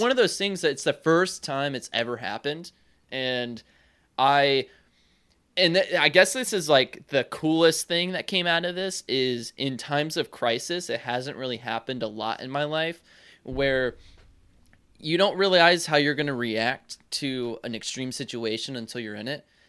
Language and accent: English; North Carolina, United States; I'm not, I'm not backwoods North Carolina or anything